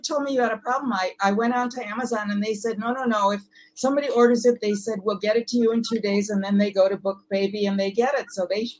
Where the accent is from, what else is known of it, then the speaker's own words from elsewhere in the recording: Milwaukee, Wisconsin, United States; moved away; also born or lived in Whitefish Bay, Wisconsin / Los Angeles; I was born in Milwaukee, actually, on the west side. Then we moved to a suburb, Whitefish Bay, when I was 10 years old.